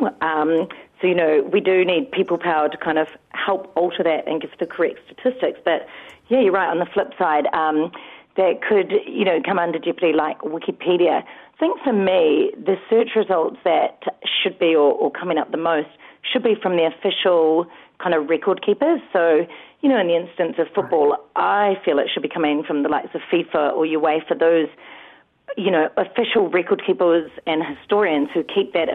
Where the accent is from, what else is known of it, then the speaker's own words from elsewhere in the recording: New Zealand; as a Kiwi